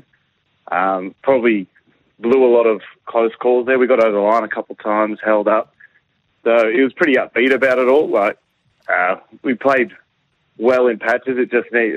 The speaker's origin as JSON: {"language": "English", "town": "Sydney", "region": "New South Wales", "country": "Australia", "tie": "born or raised there", "moved": "as an adult", "lives_now": "Melbourne, Australia", "said": "growing up in Sydney"}